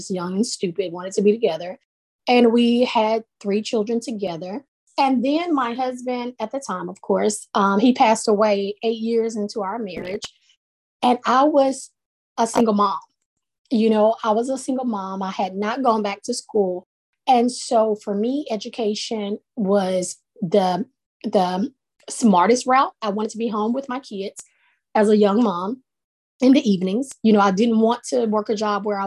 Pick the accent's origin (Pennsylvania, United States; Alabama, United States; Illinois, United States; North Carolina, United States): Alabama, United States; Sumter County, West; now in Jacksonville, United States; I am presently located in Jacksonville, Alabama, but I grew up in West Alabama, small town girl, poor county, Sumter County.